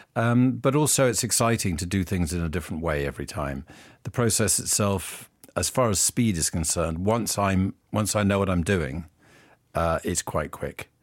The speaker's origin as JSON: {"language": "English", "country": "United Kingdom", "said": "being British, and I am a very patriotic Brit"}